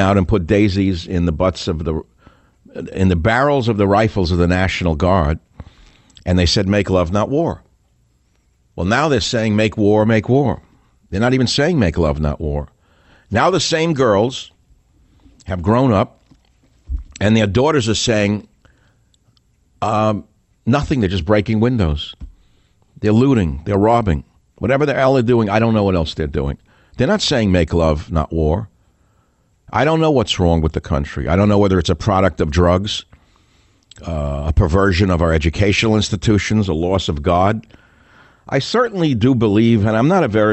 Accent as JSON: {"language": "English", "town": "New York City", "region": "New York", "country": "United States", "tie": "born or raised there", "said": "I'm a New Yorker. That's how I was raised. I come from Queens, New York"}